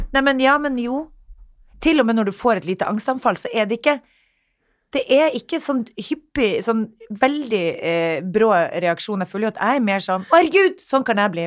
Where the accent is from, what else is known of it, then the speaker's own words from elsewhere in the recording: Narvik, Nordland, Norway; moved away; hjembyen min, som jeg er så stolt av